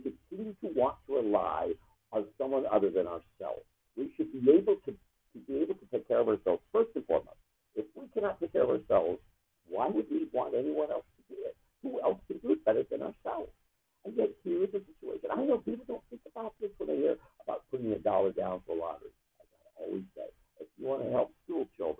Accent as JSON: {"language": "English", "region": "Florida", "country": "United States", "said": "I'm a Florida boy visiting"}